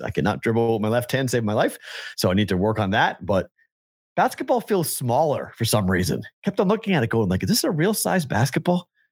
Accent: New England, United States; I'm from New England

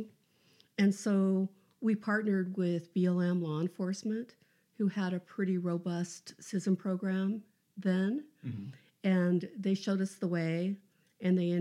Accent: Cody, Wyoming, United States; moved away as an adult; also born or lived in Encampment, Wyoming / Elko, Nevada / Lander, Wyoming; I grew up outside of Cody, Wyoming

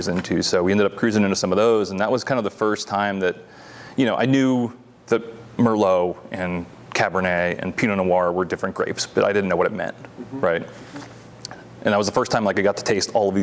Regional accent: northeastern Pennsylvania, United States; moved away as an adult; also born or lived in Utah; now in Rogue Valley, Oregon, United States; I grew up in Pennsylvania, northeastern Pennsylvania

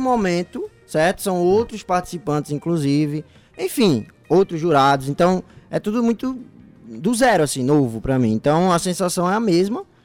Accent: Paraíba, Brazil; also born or lived in Sertão of Pernambuco; Sou paraibano, mas como meu pai é pastor

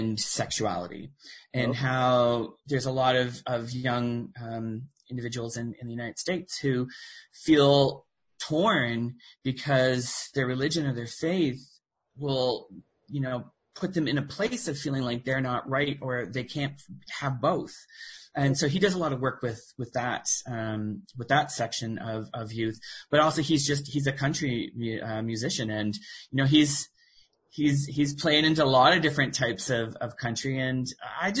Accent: Miramichi, New Brunswick, Canada; moved away as an adult; also born or lived in Fredericton, New Brunswick / Toronto; now in Nova Scotia, Canada; I was born in Miramichi, New Brunswick, back before it was amalgamated, when it was still Newcastle and Chatham

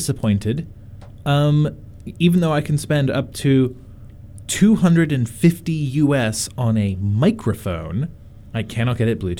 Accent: North Carolina, United States; born or raised there

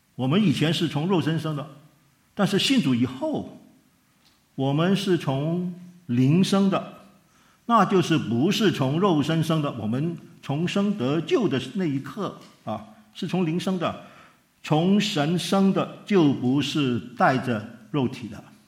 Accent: Hong Kong; 他从美国寄钱回香港

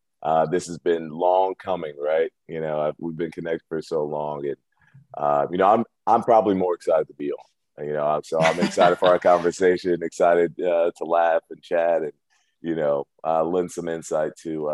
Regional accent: Cleveland, Ohio, United States; also born or lived in Akron, Ohio / Cuyahoga Falls, Ohio; I grew up in Cleveland in Shaker Heights, went to high school out in Akron and Cuyahoga Falls.

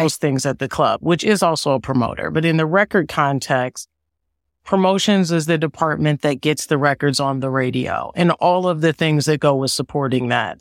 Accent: Evanston, Illinois, United States; moved away; also born or lived in Washington, D.C. / New York; I am originally from Evanston, Illinois, a suburb of Chicago

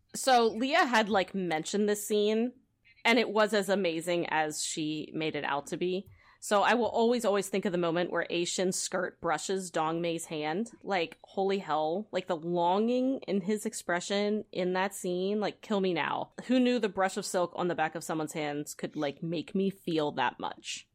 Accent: United States; as an American

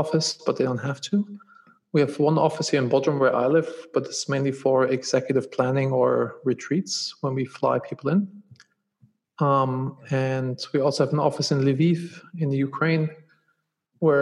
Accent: Germany; moved away as an adult; also born or lived in Los Angeles; now in United States; I'm originally from Germany.

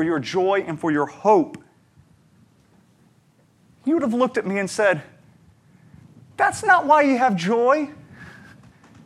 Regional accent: United States; me being an American with a good job, a good home, a good education

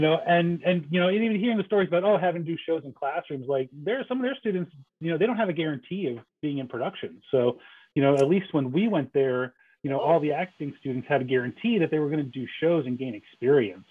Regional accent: New Jersey, United States; I grew up in New Jersey

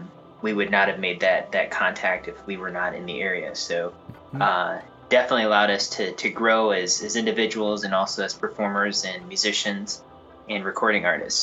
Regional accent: Northern Ohio, United States; moved away as an adult; now in Nashville, United States; Northern Ohio, which is where we're originally from. And that's what the name … is, actually a street that we grew up on in Northern Ohio. But we relocated here to basically Music Central in the United States.

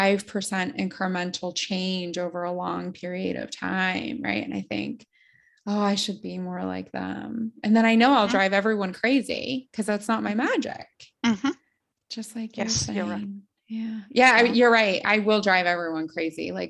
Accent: United States; moved away; I'm this American living in another country.

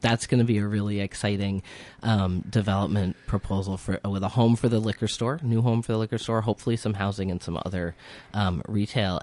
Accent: Hartford, Connecticut, United States; moved away as an adult; now in Northfield, United States; originally, I am from, uh, Hartford, Connecticut, the capital city of a tiny state

